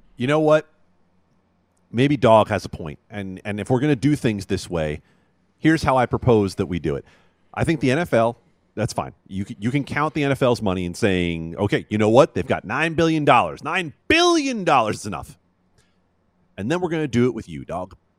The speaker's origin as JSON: {"language": "English", "town": "Las Vegas", "region": "Nevada", "country": "United States", "tie": "born or raised there", "said": "I moved to Vegas as a kid, and I understand that growing up in Vegas as a kid"}